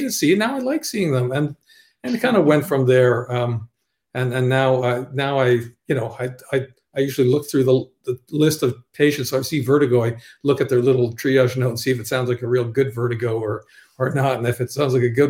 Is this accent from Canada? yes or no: yes; Ottawa, Ontario, Canada; also born or lived in Toronto; I'm from Ottawa originally